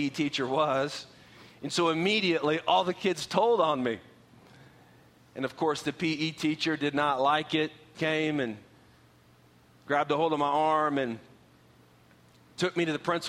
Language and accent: English; Oklahoma, United States; also born or lived in San Antonio; now in Texas, United States; I grew up in Oklahoma